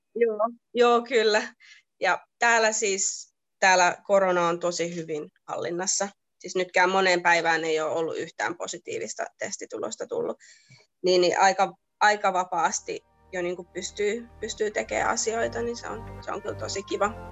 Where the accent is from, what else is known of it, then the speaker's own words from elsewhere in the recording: Lohja, Uusimaa, Finland; now in Sydney, Australia; Mä oon se, että joo, että Lohja